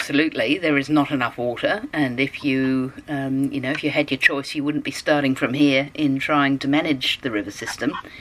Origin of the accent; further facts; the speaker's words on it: South Australia, Australia; my home state of South Australia